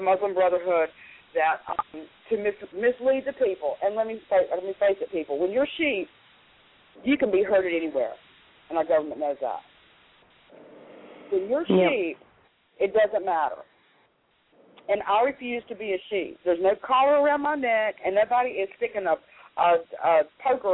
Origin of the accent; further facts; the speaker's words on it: the Carolinas, United States; moved away; I'm from the Carolinas originally